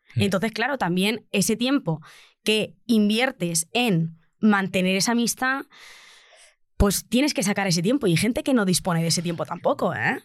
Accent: Albacete, Castilla-La Mancha, Spain; now in Madrid, Spain; yo soy una provinciana de Albacete

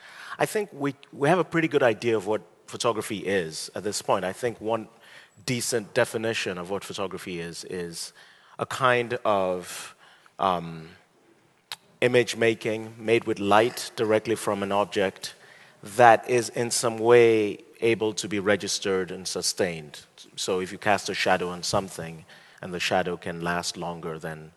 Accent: Nigeria; also born or lived in United States; I'm a Nigerian and an American.

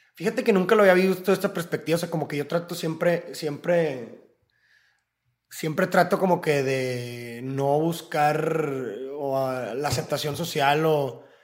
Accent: Monterrey, Nuevo León, Mexico; Somos de Monterrey

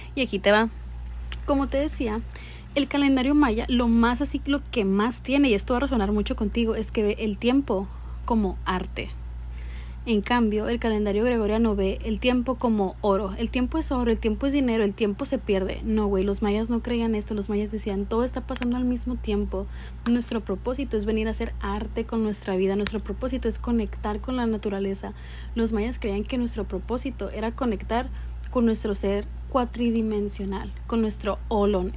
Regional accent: Mexico; Yo soy mexicana

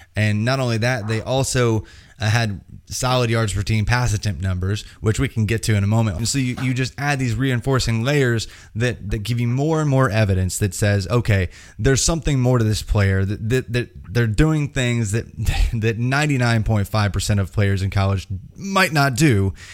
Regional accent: Indiana, United States; I'm from Indiana.

